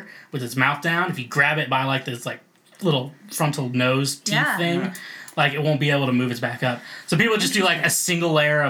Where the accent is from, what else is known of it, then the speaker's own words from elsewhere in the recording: Kansas, United States; moved away as an adult; now in Nashville, United States; I lived in Kansas for most of my life, so if you thought I was from Missouri, you're wrong. And so, like, the town I'm from, it's like 1,000 people, super small, like, country town. And, like, it's stuck in, like, the 70s.